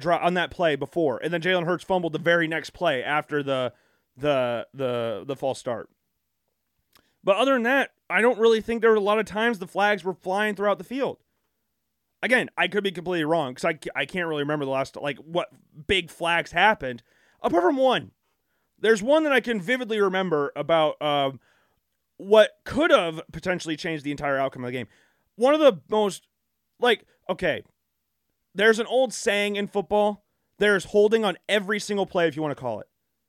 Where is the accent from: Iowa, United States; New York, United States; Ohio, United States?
Iowa, United States; Again, I'm from Iowa. I live in the Midwest.